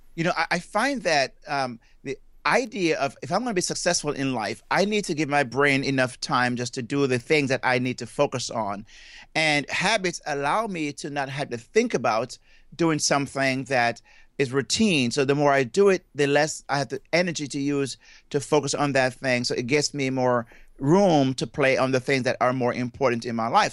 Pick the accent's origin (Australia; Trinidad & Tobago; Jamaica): Jamaica; moved away; I'm from Jamaica, and I have been, I grew up in Jamaica, and I left there at a very young age, but that's where my accent comes from